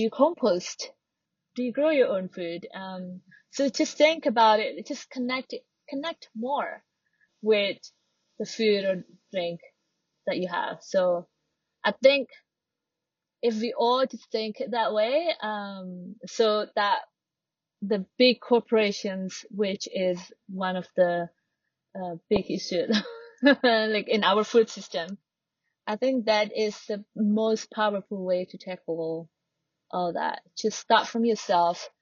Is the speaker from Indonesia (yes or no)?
yes; Java, Indonesia; now in Bali, Indonesia; I'm not from Bali, I'm from Java, but I've lived here